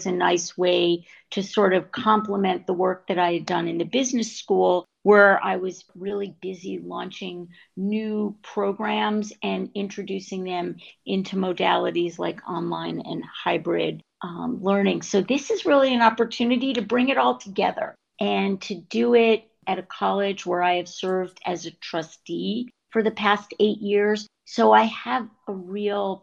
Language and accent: English; Albany, New York, United States; moved away as an adult; now in Washington, DC, United States; I grew up in Albany, New York